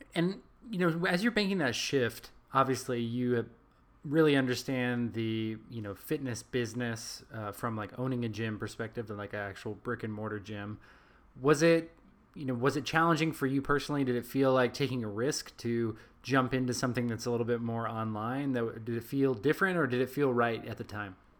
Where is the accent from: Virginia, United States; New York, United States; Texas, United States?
Texas, United States; accent: American Texas; my my U.S. like my American Texas accent